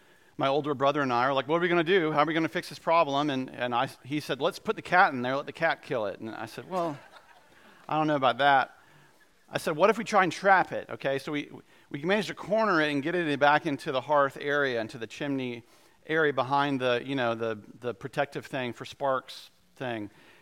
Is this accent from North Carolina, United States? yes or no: yes; Goldsboro, North Carolina, United States; I grew up in Goldsboro for a couple of years, and they have these creatures in Goldsboro called flying squirrels, and in eastern North Carolina